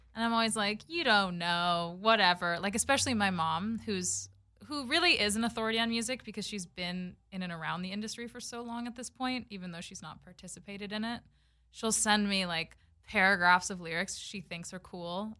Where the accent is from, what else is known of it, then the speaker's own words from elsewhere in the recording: Los Angeles, California, United States; Born and raised in LA, and my mom is Canadian